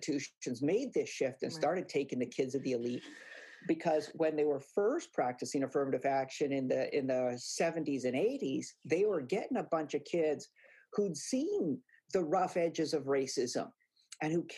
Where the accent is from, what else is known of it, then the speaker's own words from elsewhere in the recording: Hawaii, United States; moved away; I grew up in Hawaii where there are very few Latinos.